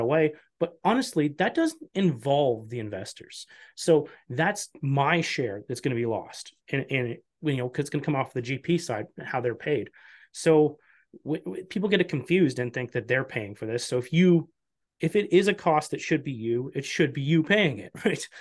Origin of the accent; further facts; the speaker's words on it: Canada; as a Canadian